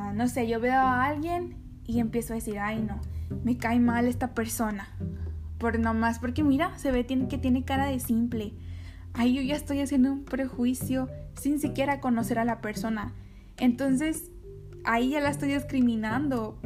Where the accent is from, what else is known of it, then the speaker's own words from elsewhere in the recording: Mexico; also born or lived in Nogales, Sonora; yo soy mexicana